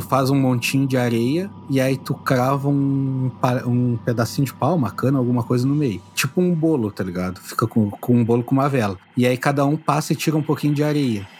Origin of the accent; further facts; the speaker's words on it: Brazil; Sou brasileiro médio